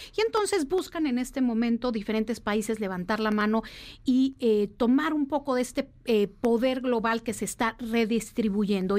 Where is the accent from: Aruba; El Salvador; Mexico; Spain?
Mexico